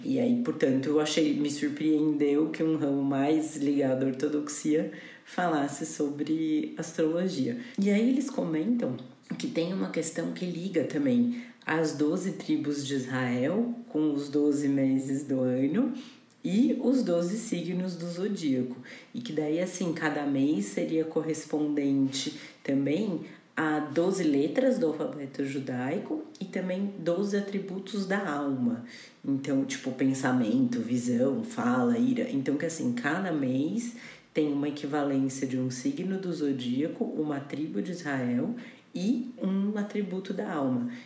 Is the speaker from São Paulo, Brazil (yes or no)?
yes; Campinas, São Paulo, Brazil; eu nasci numa quarta-feira, dia 9 de outubro, ao meio-dia em Campinas